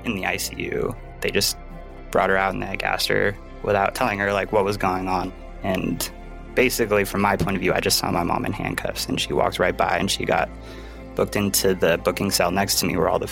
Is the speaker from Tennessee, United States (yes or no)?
no; Carson City, Nevada, United States; also born or lived in Long Beach, California; I was actually born in Long Beach, California, but we moved to Carson City, Nevada when I was really little.